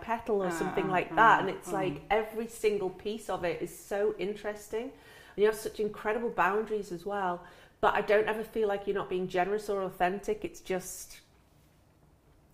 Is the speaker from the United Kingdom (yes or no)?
yes; England, United Kingdom; I'm British. I'm from the UK.